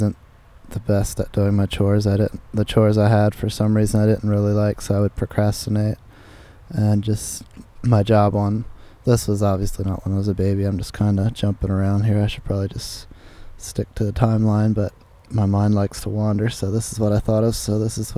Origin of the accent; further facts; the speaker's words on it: York County, Pennsylvania, United States; moved away; also born or lived in Huntingdon County, Pennsylvania; I was born and raised in York County, Pennsylvania, on an Amish farm